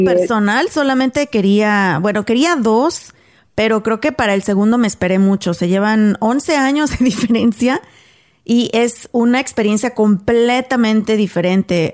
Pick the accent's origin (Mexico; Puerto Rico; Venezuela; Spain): Mexico; Guanajuato; originaria de Guanajuato, México